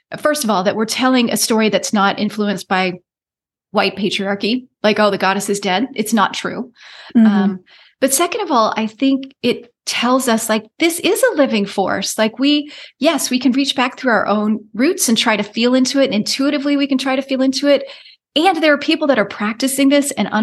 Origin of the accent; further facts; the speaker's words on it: United States; I am as American as they come. I've got 7+ generations on United States soil